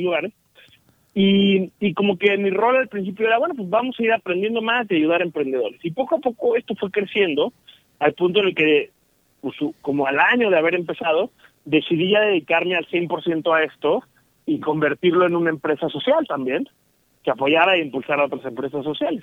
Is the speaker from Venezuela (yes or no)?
no; Mexico